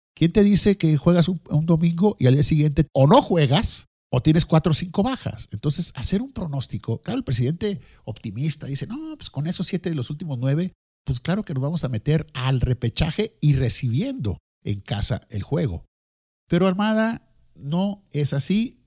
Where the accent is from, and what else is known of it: Mexico